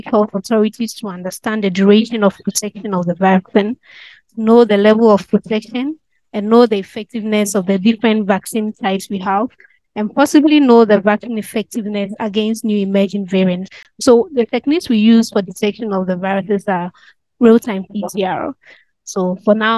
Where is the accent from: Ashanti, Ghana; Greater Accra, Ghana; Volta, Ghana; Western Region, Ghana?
Ashanti, Ghana; Tikrum; I'm from the Ashanti region of Ghana, specifically Tikrum.